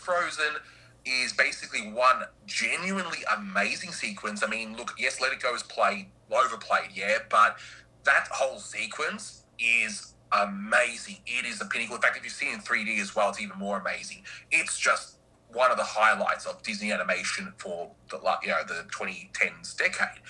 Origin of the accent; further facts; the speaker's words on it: Australia; as an Aussie